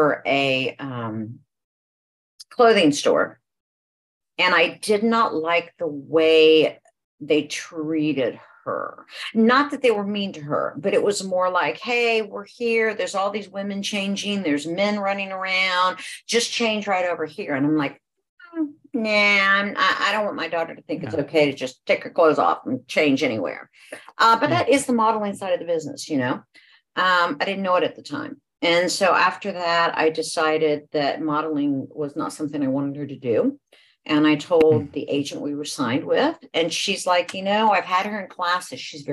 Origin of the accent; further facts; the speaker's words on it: Franklin, Ohio, United States; now in Georgia, United States; I actually grew up in Ohio, in a small town, Franklin, Ohio